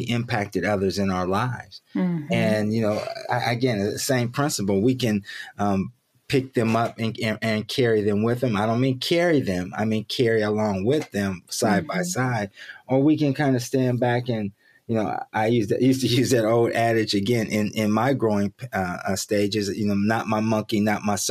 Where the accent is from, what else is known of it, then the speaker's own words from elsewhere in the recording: Columbus, Ohio, United States; moved away; I'm born and raised in Columbus, Ohio